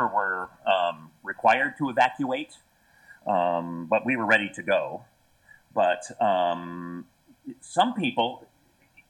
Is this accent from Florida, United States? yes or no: no; Sonoma, California, United States; Growing up in Northern California